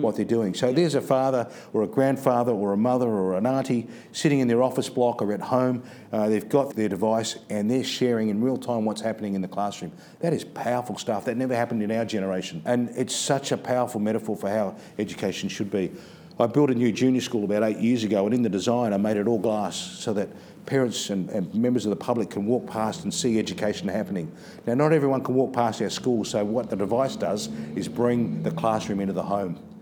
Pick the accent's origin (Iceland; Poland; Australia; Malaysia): Australia; Adelaide, South Australia; moved away as an adult; also born or lived in Northern Territory; Adelaide, my hometown